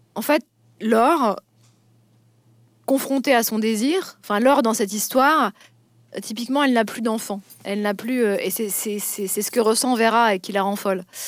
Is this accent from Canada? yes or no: no; Vosges, Grand Est, France; je viens des Vosges, donc je peux tout à fait parler de la vie, des, de la vie en province aussi